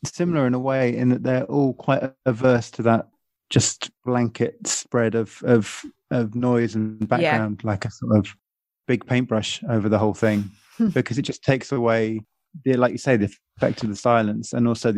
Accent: England, United Kingdom; being English

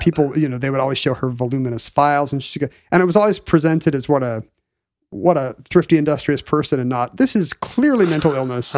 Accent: Seattle, Washington, United States; growing up in Seattle in the seventies and eighties

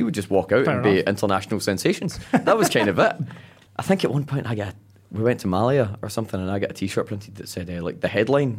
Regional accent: Paisley, Scotland, United Kingdom

